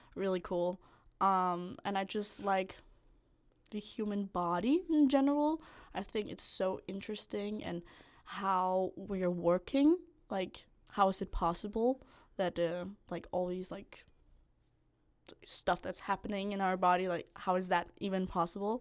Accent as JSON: {"language": "English", "area": "north of Copenhagen", "region": "Capital Region of Denmark", "country": "Denmark", "moved": "as an adult", "lives_now": "Odense, Denmark", "said": "I'm from, like, northern of Copenhagen"}